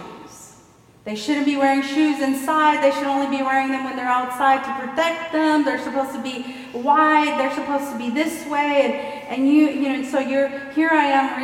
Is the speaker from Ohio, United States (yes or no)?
no; Houston, Texas, United States; I grew up in Gulfton